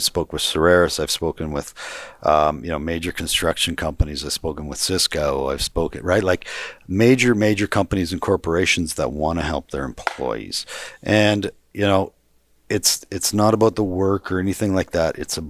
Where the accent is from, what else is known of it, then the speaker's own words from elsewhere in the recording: Calgary, Alberta, Canada; I'm from Calgary. I'm from city. Okay. Yeah, city.